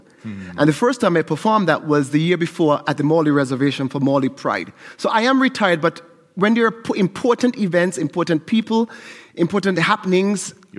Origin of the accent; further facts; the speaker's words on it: St. Kitts & Nevis; moved away; I'm from St. Kitts in the Caribbean, and calypso is a huge part of Caribbean culture.